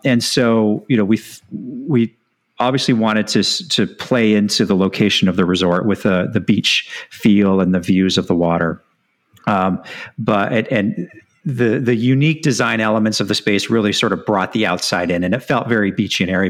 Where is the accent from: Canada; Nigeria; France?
Canada; Edmonton, Alberta; moved away as an adult; also born or lived in British Columbia / Bermuda / San Francisco / Orange County, California; I'm born and raised in Edmonton, Alberta